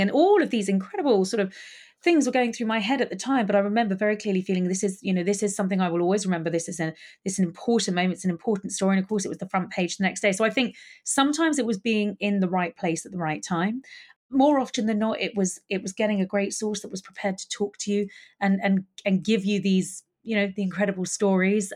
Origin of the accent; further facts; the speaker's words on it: London, United Kingdom; I loved actually growing up in Highgate Village